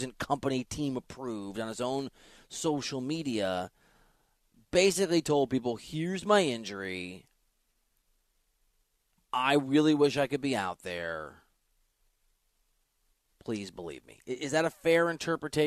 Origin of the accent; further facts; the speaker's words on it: Midwest, United States; now in Los Angeles, United States; I'm from the Midwest